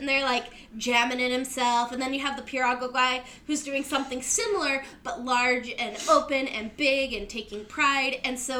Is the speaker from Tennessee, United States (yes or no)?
no; Utah, United States; I'm not from Washington Heights, obviously, because I'm from Utah